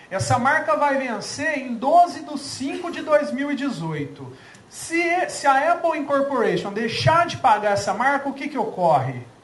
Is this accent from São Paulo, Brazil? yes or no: yes; Franca, São Paulo, Brazil; eu não sou mineiro, sou francano, quase mineiro